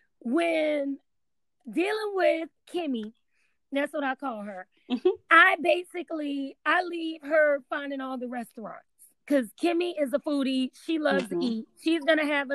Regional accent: New Orleans, Louisiana, United States; moved away; I'm from New Orleans, born and raised.

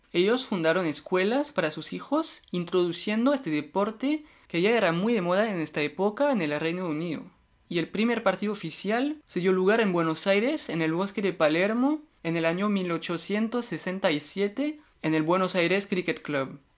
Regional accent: France; Spanish is a second language; yo soy francés

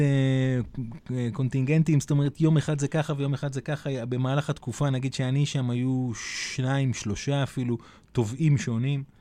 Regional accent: Hadera, Haifa District, Israel; moved away; אני מחדרה במקור, והבת שלי הייתה אצל ההורים שלי

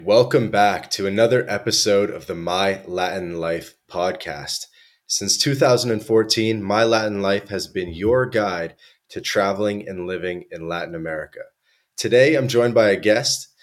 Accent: Toronto, Ontario, Canada; moved away; I grew up in Toronto, Canada.

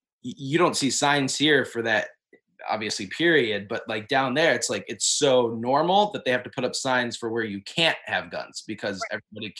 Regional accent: Midwest, United States; that was always kind of just like a normal part of growing up in the Midwest and on a farm.

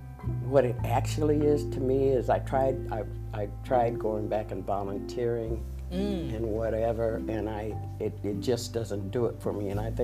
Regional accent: Des Moines, Iowa, United States; moved away as an adult; also born or lived in Utah / Seattle, Washington; now in Las Vegas, United States; I was raised in Des Moines.

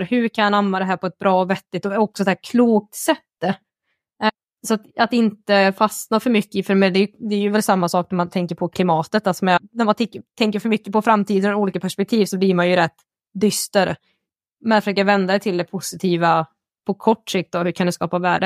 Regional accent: Värmland, Sweden; jag är värmlänning

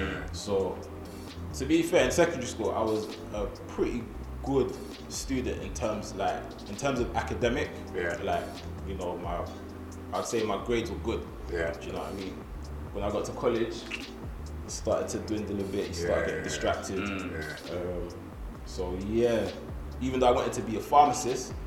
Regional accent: London, United Kingdom; I'm from Stockwell.

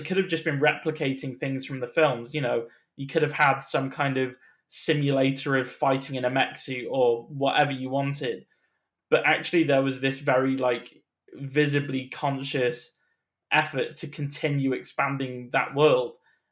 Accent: United Kingdom; as a British person

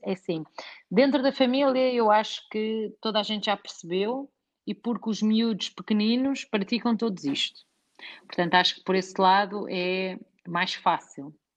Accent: Portugal; nós que somos portugueses

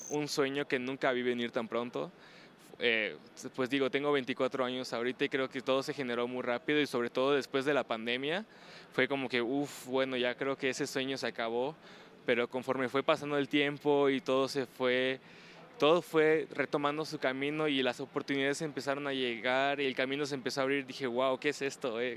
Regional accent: Mexico; born there; estar aquí en México, en mi país, en el país donde nací, todo es algo increíble

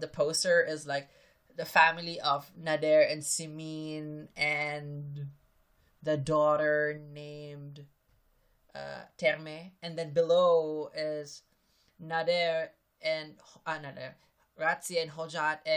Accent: Philippines; I'm Filipino

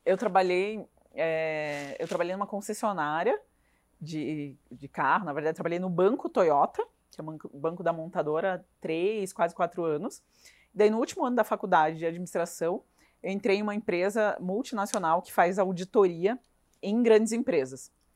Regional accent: Rondônia, Brazil; now in Curitiba, Brazil; eu passei a minha infância em Rondônia, que é no norte do país

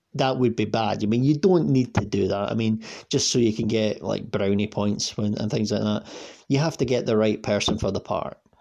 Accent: Scotland, United Kingdom; I'm I'm Scottish and I'm, i live like an hour on the bus away from Glasgow

